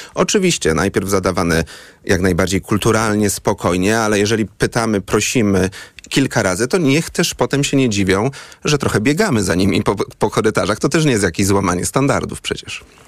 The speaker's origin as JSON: {"language": "Polish", "town": "Poznań", "region": "Greater Poland", "country": "Poland", "said": "jako poznaniak"}